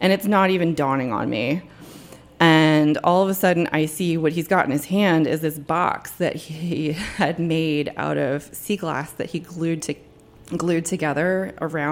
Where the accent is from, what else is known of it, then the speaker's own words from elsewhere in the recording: New Jersey, United States; moved away as an adult; now in Washington, D.C., United States; I grew up in New Jersey, about 40 minutes outside of New York City, and I spent, like, most of my young adult life down the shore.